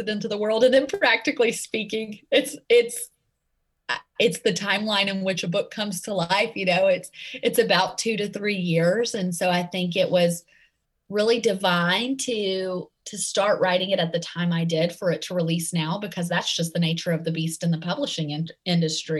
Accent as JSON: {"language": "English", "area": "right outside of Nashville", "region": "Tennessee", "country": "United States", "accent": "Southern; Tennessee", "moved": "yes", "said": "I am from right outside of Nashville, and we just actually moved back here. So I can't ditch the Tennessee accent"}